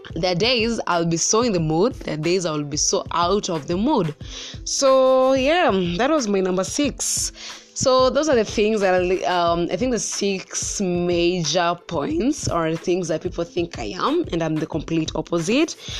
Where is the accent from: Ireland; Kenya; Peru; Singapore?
Kenya; Central Kenya; I am from the central part of Kenya